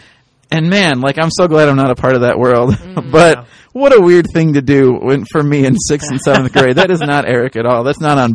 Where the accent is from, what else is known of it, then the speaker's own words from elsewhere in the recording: United States; I grew up in the Quad Cities, and we were kind of like upper middle class Quad Cities.